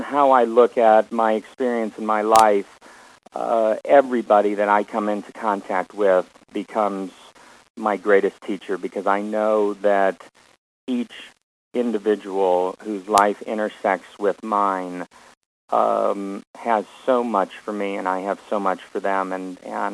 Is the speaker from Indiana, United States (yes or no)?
no; Omaha, Nebraska, United States; moved away; My brother and I were raised in Omaha